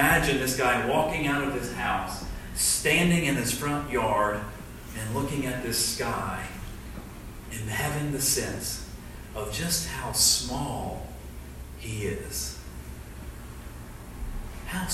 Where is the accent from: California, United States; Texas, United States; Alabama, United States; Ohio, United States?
Alabama, United States; Southeast; I'm from Southeast Alabama. I'm in Dothan, Alabama.